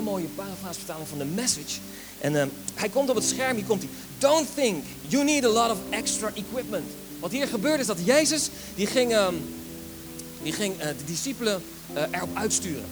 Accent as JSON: {"language": "Dutch", "country": "Netherlands"}